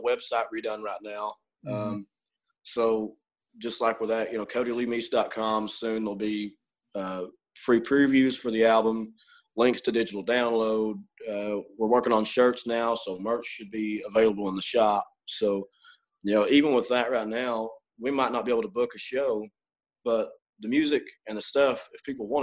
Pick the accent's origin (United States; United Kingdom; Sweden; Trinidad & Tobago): United States; Somerset, Kentucky; I'm from Somerset